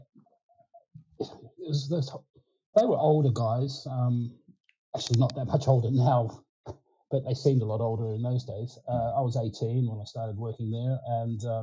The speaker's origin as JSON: {"language": "English", "town": "Adelaide", "region": "South Australia", "country": "Australia", "tie": "born or raised there", "first_language": "Ukrainian", "second_language": "English", "moved": "as an adult", "lives_now": "England, United Kingdom", "said": "I was a little Australian boy"}